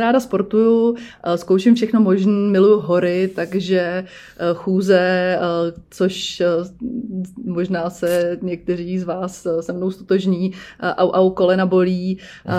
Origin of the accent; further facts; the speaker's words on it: Černošice, Central Bohemian Region, Czechia; já jsem z Černošic